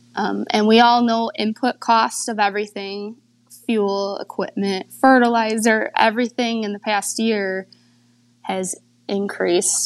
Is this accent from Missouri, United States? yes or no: no; Michigan, United States; I grew up on my family's fruit and vegetable farm in Michigan.